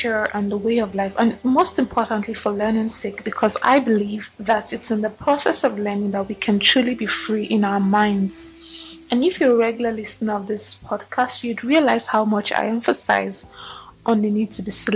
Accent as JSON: {"language": "English", "country": "Nigeria", "said": "my Nigerian context"}